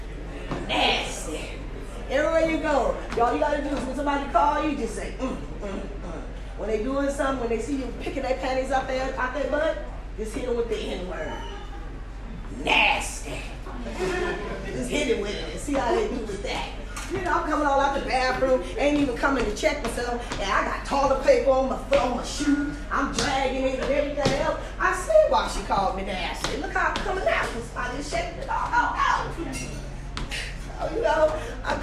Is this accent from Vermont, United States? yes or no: no; Concord, California, United States; I grew up in Concord